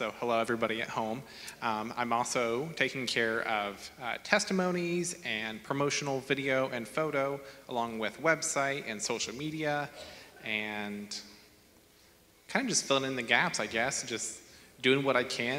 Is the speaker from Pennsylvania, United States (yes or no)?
no; Grant County, Indiana, United States; moved away as an adult; now in Huntington, United States; So originally, I grew up in Grant County for about 18 or 19 years, and we moved to Huntington about 3 or 4 years ago.